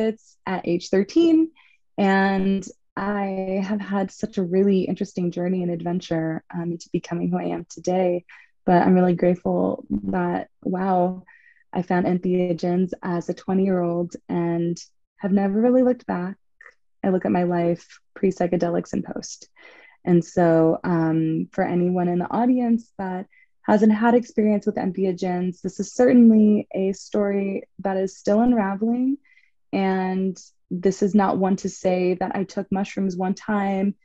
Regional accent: Los Angeles, California, United States; moved away as an adult; now in San Diego, United States; I also was born and raised in Los Angeles

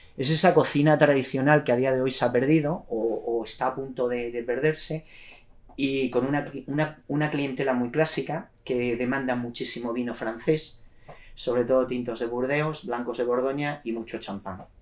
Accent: Cáceres, Extremadura, Spain; moved away as an adult; also born or lived in London, United Kingdom; soy de Cáceres, eh, estaba estudiando en Cáceres

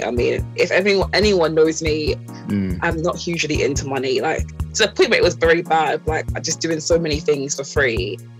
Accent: Croydon, London, United Kingdom; I don't call myself British. Yeah. I call myself Caribbean Croydoner.

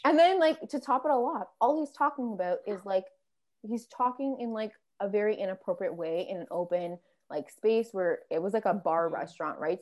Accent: Canada; I'm Canadian

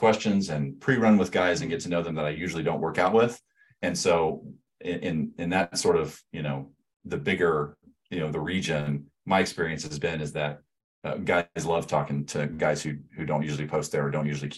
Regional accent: Florida, United States; moved away as an adult; also born or lived in Alabama; now in Omaha, United States; I'm from Florida

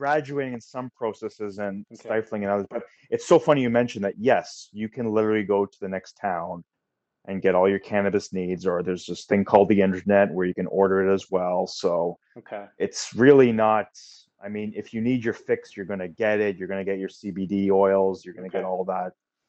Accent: Oakville, Ontario, Canada; Jason and I grew up in Oakville, Ontario, Canada, which is what, 15 miles west of Toronto.

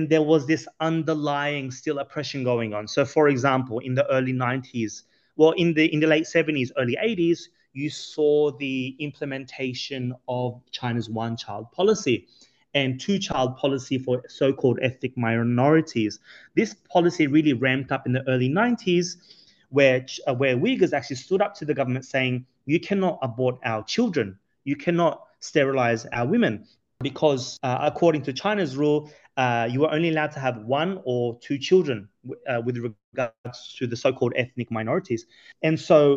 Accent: Sydney, New South Wales, Australia; moved away as an adult; now in Washington, D.C., United States; born and raised in Sydney, Australia

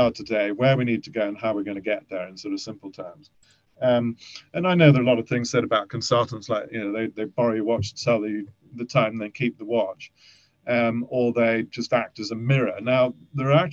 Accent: Kent, South East England, United Kingdom; also born or lived in Germany; I lived in Kent, I was brought up in Kent

